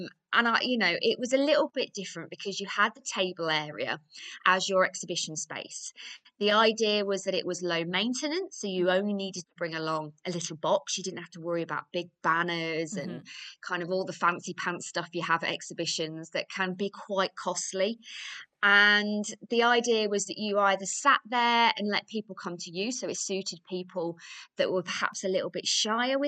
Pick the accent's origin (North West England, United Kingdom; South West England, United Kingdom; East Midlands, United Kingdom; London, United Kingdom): East Midlands, United Kingdom; Grantham; my hometown, which is Grantham in Lincolnshire